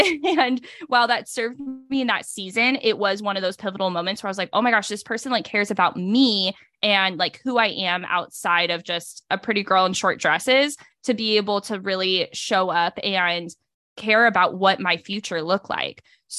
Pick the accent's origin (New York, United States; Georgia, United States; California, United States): California, United States; So I grew up primarily in Northern California, moved around for 4 different high schools, ended back up in California for college